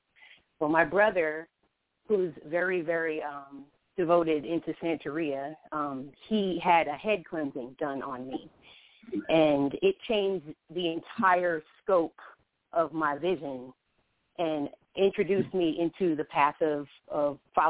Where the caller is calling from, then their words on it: Atlanta, Georgia, United States; I'm calling from Atlanta, Georgia.